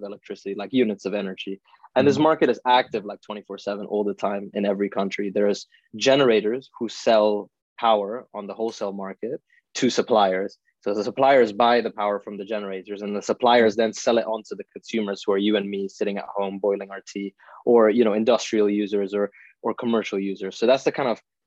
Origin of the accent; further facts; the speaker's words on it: Italy; also born or lived in India / Oxford, United Kingdom; now in London, United Kingdom; I'm Indian. I was born in India, but I grew up in Italy for most of my life